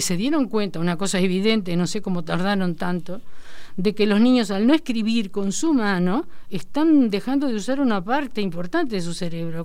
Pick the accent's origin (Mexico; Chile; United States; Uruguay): Uruguay; Florida; also born or lived in Castillos, Rocha, Uruguay; me crié en Florida, en realidad, 25 ah. años